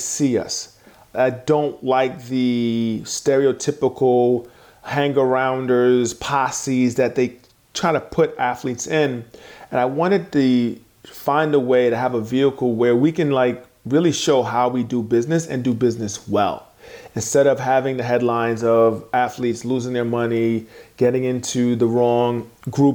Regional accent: New York City, New York, United States; have an experience of growing up with immigrant parents, then growing up in New York City

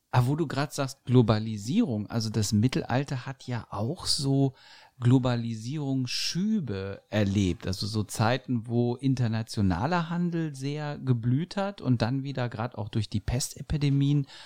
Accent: Lower Saxony, Germany; Ich komme ja auch aus Niedersachsen.

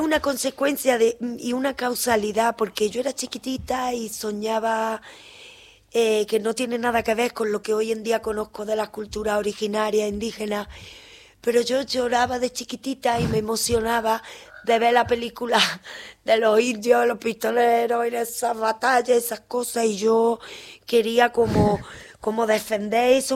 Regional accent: Córdoba, Andalusia, Spain; moved away as an adult; also born or lived in Seville; now in Argentina; Nací en Andalucía, en Córdoba

